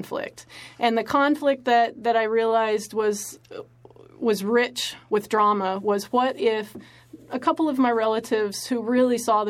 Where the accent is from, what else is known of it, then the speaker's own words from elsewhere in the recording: West Texas-New Mexico border, United States; I grew up on the West Texas-New Mexico border, about 2 hours north of Mexico